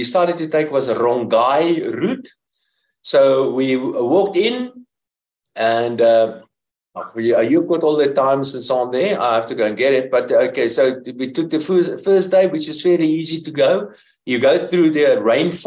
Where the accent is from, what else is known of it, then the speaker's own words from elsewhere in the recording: Pretoria, Gauteng, South Africa; I'm from Pretoria